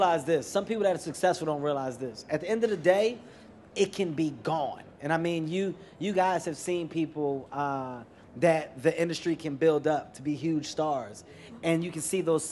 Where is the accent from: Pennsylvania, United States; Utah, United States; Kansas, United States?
Pennsylvania, United States; Philadelphia; moved away; also born or lived in New York City; I'm from Philadelphia, but I lived in New York for some time